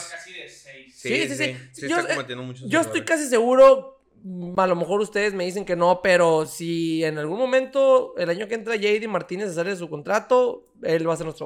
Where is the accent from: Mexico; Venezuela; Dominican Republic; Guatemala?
Dominican Republic; Y dice, señor, me dijo, ¿hablas español? Y le dije, sí, ah, es que soy dominicana.